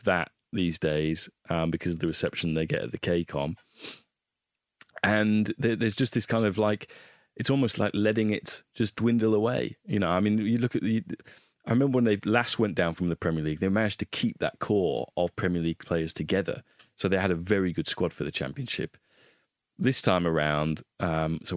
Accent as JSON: {"language": "English", "town": "Hull", "region": "Yorkshire and the Humber", "country": "United Kingdom", "tie": "born or raised there", "said": "I'm from Hull."}